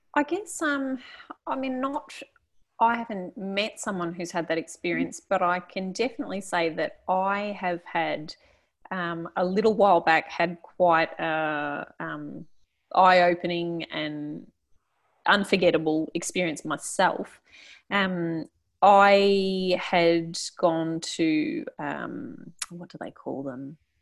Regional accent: Australia; I was from Australia

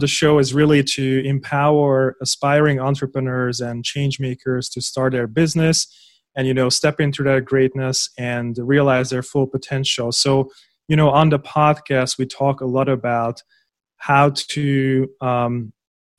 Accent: Hungary; I was born in Hungary

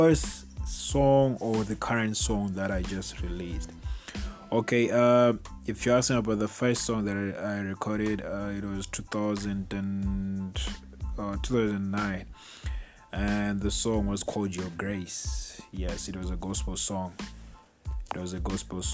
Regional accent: Bulawayo, Zimbabwe; now in South Africa; I was born in Plawayo, Zimbabwe.

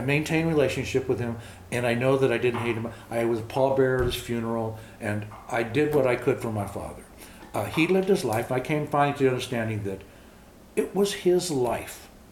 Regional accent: Los Angeles, California, United States; first language English; moved away as an adult; also born or lived in Montana / Minnesota / Texas; I grew up in Los Angeles, East Los Angeles. Born in East.

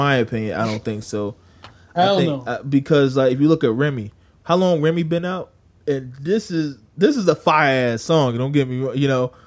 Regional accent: North Carolina, United States; I grew up in North Carolina

